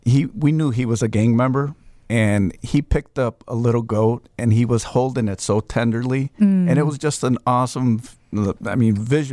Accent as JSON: {"language": "English", "town": "Chicago", "region": "Illinois", "country": "United States", "tie": "born or raised there", "also_born_or_lived": "Mexico"}